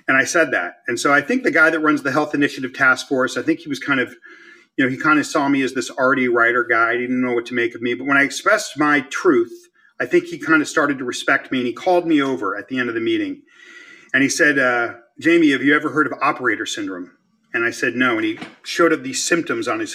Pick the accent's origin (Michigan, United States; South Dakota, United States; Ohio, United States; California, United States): California, United States; Los Angeles; moved away; the Mexican neighborhoods where I grew up in Los Angeles